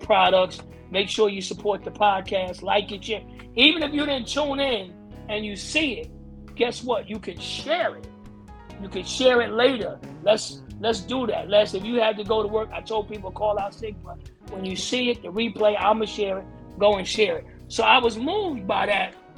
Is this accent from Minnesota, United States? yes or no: no; Teaneck, New Jersey, United States; I'm from Teaneck, New Jersey